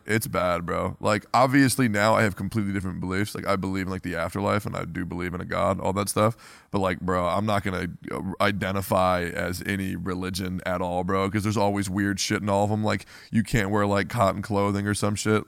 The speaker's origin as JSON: {"language": "English", "town": "Woodstock", "region": "Virginia", "country": "United States", "tie": "born or raised there", "said": "I grew up in Woodstock, Virginia"}